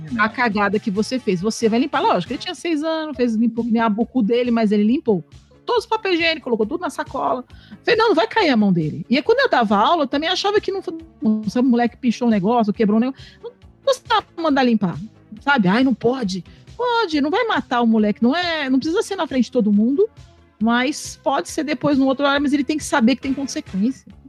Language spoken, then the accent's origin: Portuguese; Poá, São Paulo, Brazil; no meu bairro, lá que eu cresci em Poá